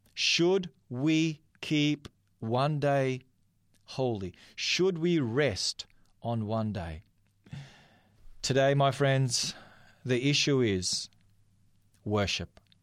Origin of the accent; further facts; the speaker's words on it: North Macedonia; now in Australia; from the part of the world that I am, I'm from Macedonia